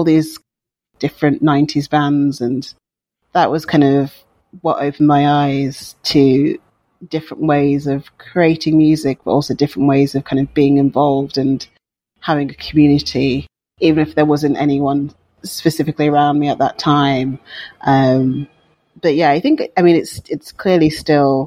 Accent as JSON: {"language": "English", "town": "Wolverhampton", "region": "West Midlands", "country": "United Kingdom", "tie": "born or raised there", "said": "growing up in Wolverhampton in the West Midlands in the UK"}